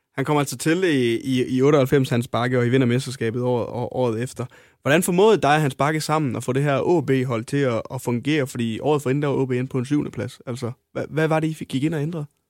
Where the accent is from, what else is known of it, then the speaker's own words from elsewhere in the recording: North Jutland, North Denmark Region, Denmark; det kan jeg skrive under på også, som, som nordjyde